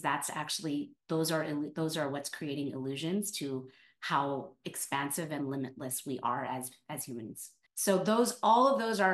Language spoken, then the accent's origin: English; California, United States; moved away as an adult; now in New York, United States; I'm born and raised in California